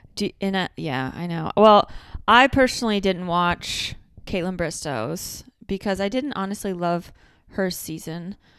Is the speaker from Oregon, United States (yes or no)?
no; Michigan, United States; accent: Michigan; my Michigan accent